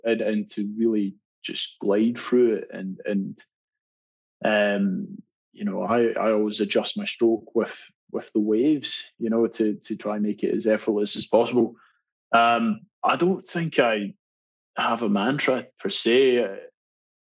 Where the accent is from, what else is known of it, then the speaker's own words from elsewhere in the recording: Scotland, United Kingdom; moved away as an adult; now in Australia; I love being Scottish. It is and will always be home for me.